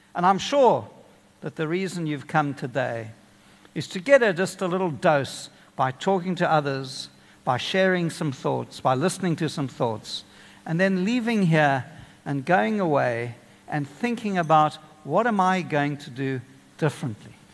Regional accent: Kenya; now in South Africa; I grew up in Kenya.

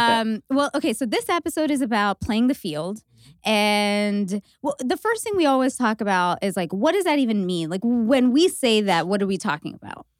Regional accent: Canada; being Canadian

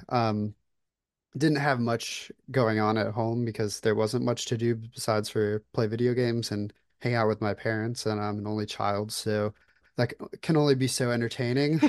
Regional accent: Florida, United States; moved away as an adult; now in Atlanta, United States; I currently live in Atlanta, Georgia. I was born and raised in Florida

